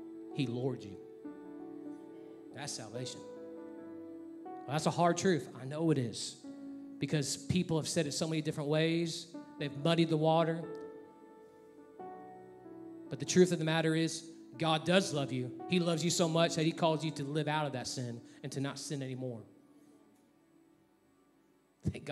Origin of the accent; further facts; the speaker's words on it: Texas, United States; moved away; I'm from Texas